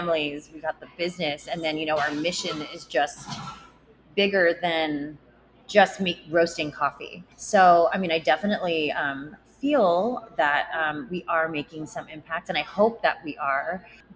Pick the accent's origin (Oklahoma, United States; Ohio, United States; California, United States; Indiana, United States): California, United States; San Diego; I grew up in Rancho Bernardo